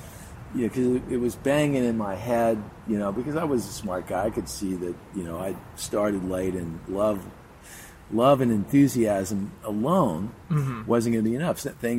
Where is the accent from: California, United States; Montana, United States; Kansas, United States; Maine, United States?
California, United States; Beverly Hills; I grew up in Beverly Hills, went to Beverly Hills High School.